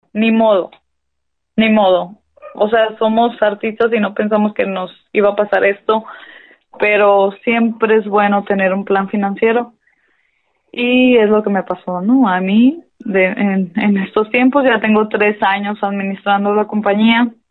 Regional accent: Hermosillo, Sonora, Mexico; Soy de Hermosillo, Sonora, aunque me creo de pueblo, ¿no? Porque mi familia es de pueblo, pero aquí nací yo

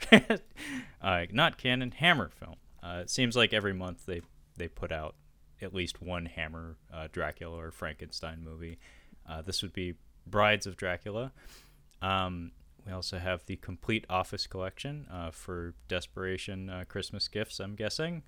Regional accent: Seattle, Washington, United States; my hometown where I still live to this day, Seattle

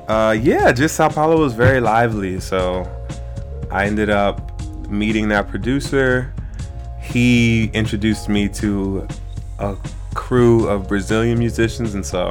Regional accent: Prince George's County, Maryland, United States; also born or lived in Washington, D.C.; now in Brooklyn, United States; Prince George's County, Maryland, to be exact. So it's right outside of the district. Yeah. Grew up there.

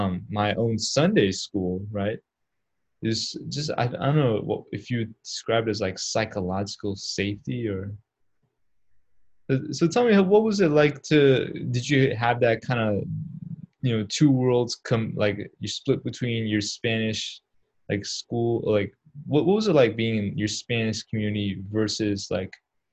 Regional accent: Pakistan; now in United States; Yeah, I come from Pakistan. So, and actually, the first place we lived in America was in New York City.

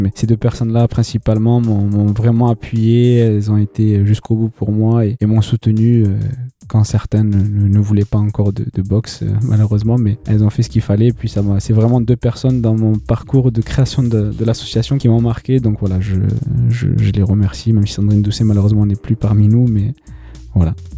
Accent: Bordeaux, Nouvelle-Aquitaine, France; je suis originaire du quartier de Bacalan, je suis de Bordeaux Nord aussi

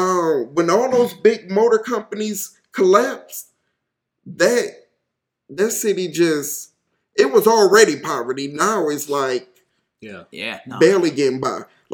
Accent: Detroit, Michigan, United States; now in Seminole, Texas, United States; I remember growing up in Detroit

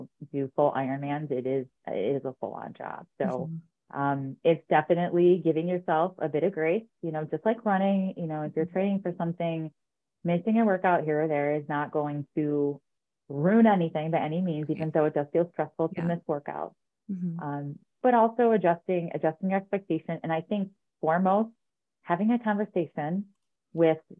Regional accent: Utica, New York, United States; I grew up in Utica, New York

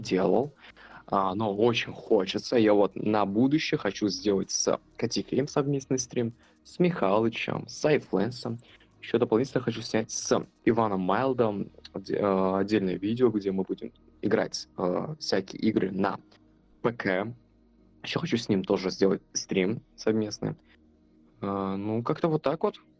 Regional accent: Kazakhstan; я родом с Казахстана

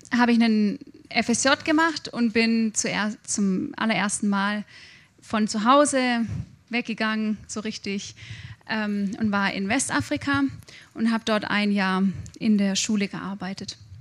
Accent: Germany; Ich habe mich als Deutsche verhalten im Ausland

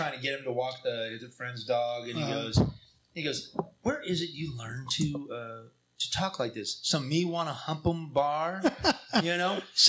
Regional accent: California, United States; Roll them doobies. I'm from Mendocino County

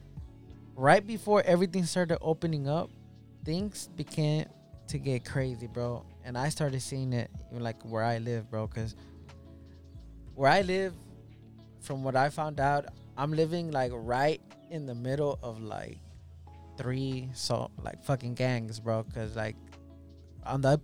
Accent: Los Angeles, California, United States; I grew up in South Central.

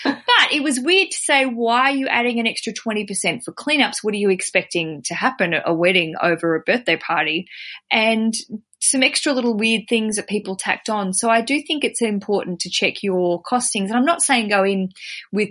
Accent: Australia; as an Aussie

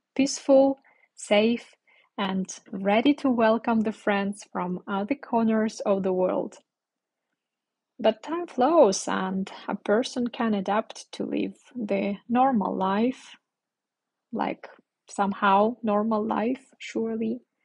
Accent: Ukraine; English is a second language; moved away; I'm from Ukraine and at this moment I'm in the north of my country. My parents live very, very close to the border

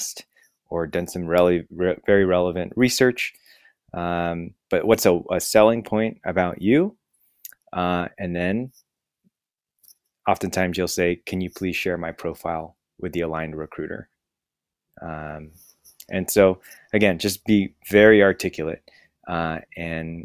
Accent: San Francisco, California, United States; moved away as an adult; also born or lived in Syracuse / Seattle; I was born in San Francisco and grew up here

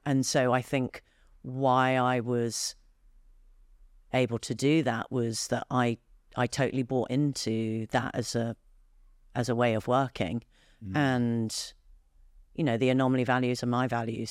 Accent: United Kingdom; I, as a Brit

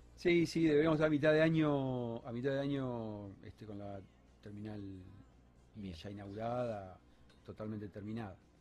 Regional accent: Entre Ríos, Argentina; now in Rosario, Argentina; no soy rosarino de, nacimiento, sino que soy por adopción, de Entre Ríos. Este, vine en el 91

